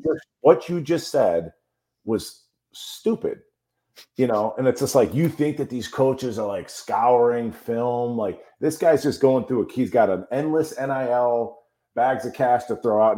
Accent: Chicago, Illinois, United States; I'm from Chicago

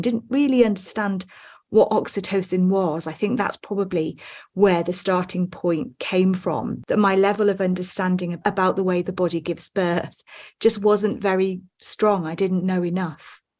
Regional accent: Wales, United Kingdom; I'm from the U K. I was born in Wales, in a very small town

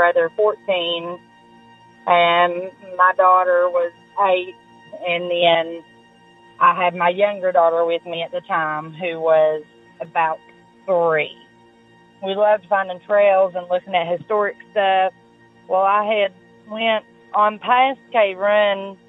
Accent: Grayson, Kentucky, United States; I am from Eastern Kentucky, a small town called Grayson, Kentucky

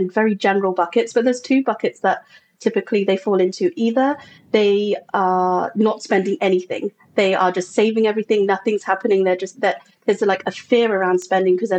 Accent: England, United Kingdom; moved away as an adult; now in United States; I'm from England originally, and I was in corporate England there and came over to America again, landing in corporate

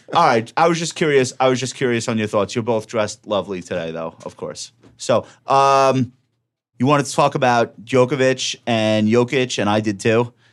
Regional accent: Long Island, New York, United States; I'm from Long Island

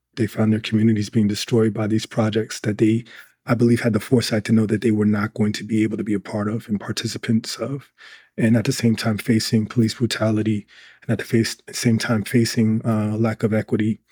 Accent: Newark, New Jersey, United States; in a city where that was known for um, car thefts when I was growing up

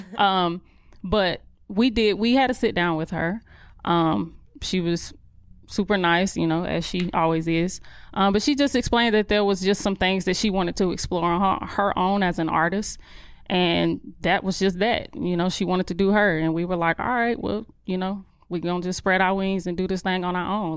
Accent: Charlotte, North Carolina, United States; accent: country; I grew up on the outskirts of Charlotte

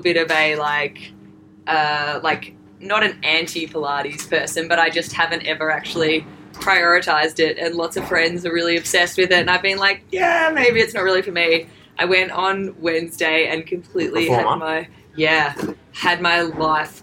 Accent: Melbourne, Victoria, Australia; I'm from Melbourne here

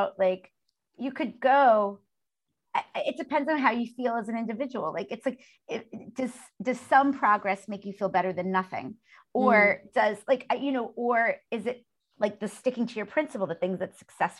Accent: New York City, New York, United States; growing up in Brooklyn is like growing up in like a small town more than like a big city

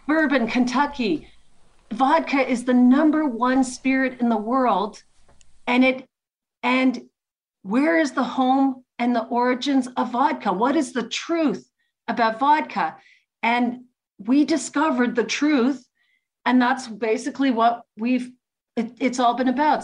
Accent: Canada; also born or lived in Ukraine; I'm first generation Ukrainian. I'm Ukrainian Canadian. So, like, we were the first generation born in Canada.

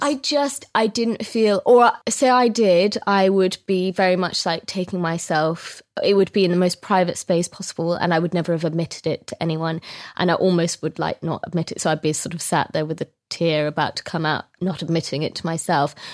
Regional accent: Scotland, United Kingdom; I'm Scottish

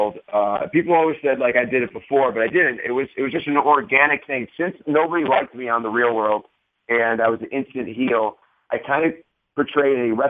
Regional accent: Parma, Ohio, United States; a kid growing up in Parma, Ohio

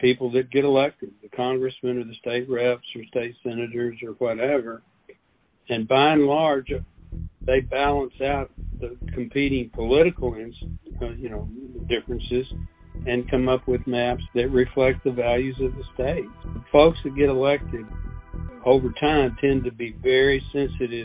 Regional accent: Ennis, Texas, United States; my home county of Ellis County, in all of my hometown of Ennis, Texas

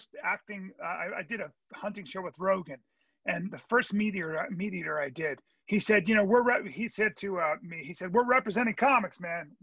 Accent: United States; as an American who has to believe in his election system

